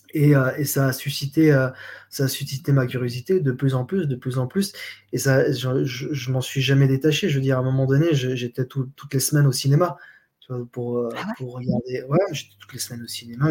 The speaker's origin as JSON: {"language": "French", "country": "Switzerland", "also_born_or_lived": "Geneva", "moved": "yes", "said": "je viens de Suisse"}